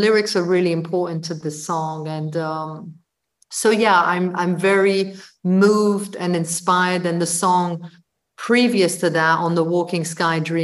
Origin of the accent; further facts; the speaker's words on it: London, United Kingdom; also born or lived in Brussels; I moved to London from Brussels when I was 11